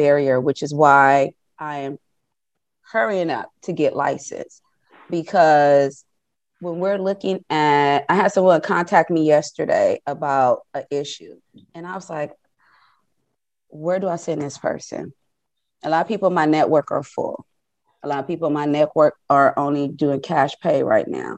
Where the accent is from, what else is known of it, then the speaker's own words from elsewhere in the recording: Compton, California, United States; I am from Compton. I grew up in Compton